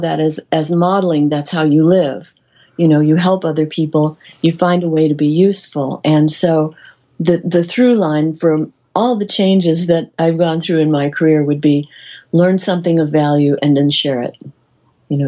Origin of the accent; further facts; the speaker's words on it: Midwest, United States; I grew up in the Midwest in a very large family